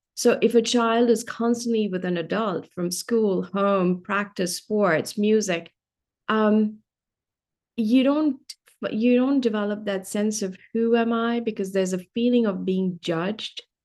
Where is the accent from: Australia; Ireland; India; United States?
India; Delhi; moved away; I grew up in India. I grew up in Delhi.